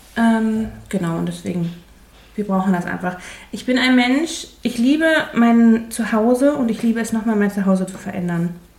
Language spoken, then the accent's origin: German; Ruhr area, North Rhine-Westphalia, Germany; Ich komme aus dem Ruppert und das sagt man da hier einfach